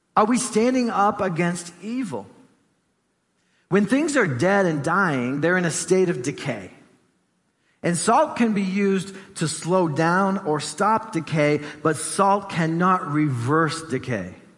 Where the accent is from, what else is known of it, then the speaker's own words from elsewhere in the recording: Gloucester, Massachusetts, United States; I grew up in East Gloucester, so you know the ocean was like right there outside my door